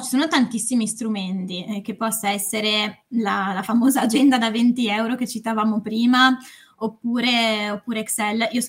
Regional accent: Varese, Lombardy, Italy; now in Milan, Italy; um, ho 27 anni, sono di Varese ma vivo, vivo a Milano

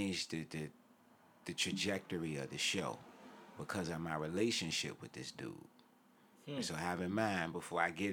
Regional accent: Richmond, Virginia, United States; I'm from Richmond, too.

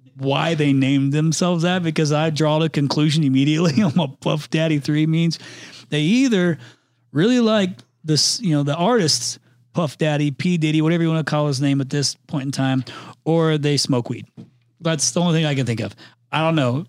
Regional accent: Indiana, United States; accent: Midwestern; moved away; I'm from Indiana originally

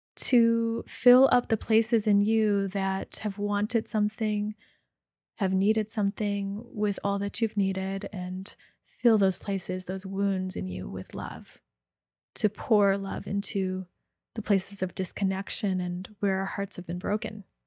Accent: United States; in my upbringing, being Chinese American

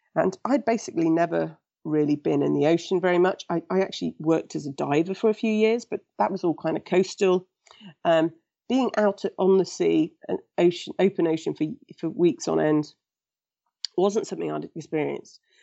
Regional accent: England, United Kingdom; I was born in England and raised in England

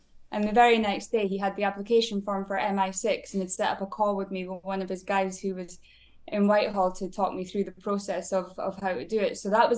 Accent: Aberdeen, Scotland, United Kingdom; moved away as an adult; now in United States; I grew up in Aberdeen in Scotland

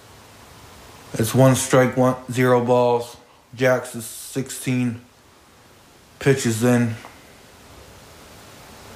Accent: New England, United States; I grew up in the New England area

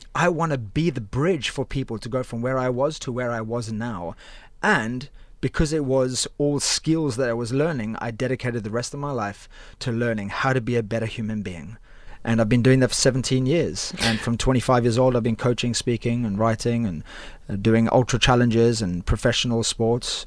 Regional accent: Cape Town, Western Cape, South Africa; moved away as an adult; now in United Kingdom; I'm originally from Cape Town, South Africa

